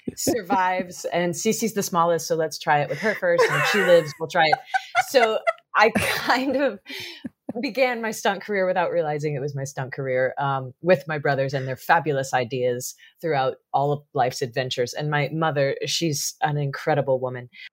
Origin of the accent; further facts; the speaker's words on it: Missouri, United States; growing up in the Midwest in Missouri